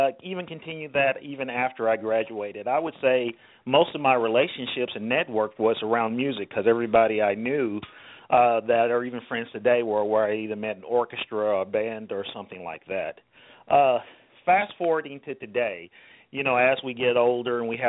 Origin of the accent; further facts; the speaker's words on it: Louisville, Kentucky, United States; growing up in Louisville, Kentucky